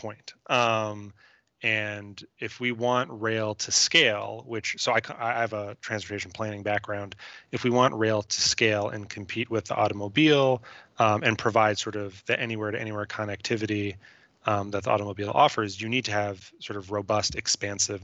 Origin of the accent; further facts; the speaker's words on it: New York, United States; I'm from New York